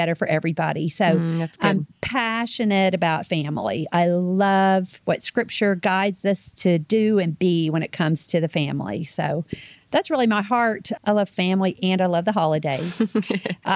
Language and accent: English; Laurel, Mississippi, United States; moved away as an adult; now in Texas, United States; I am from Laurel, Mississippi, originally, Southern Mississippi